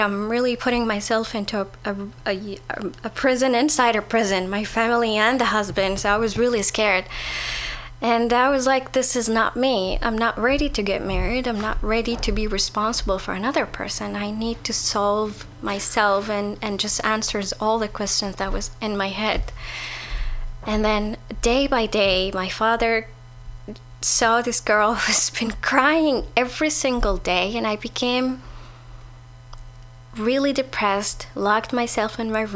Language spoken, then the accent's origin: English; Saudi Arabia; moved away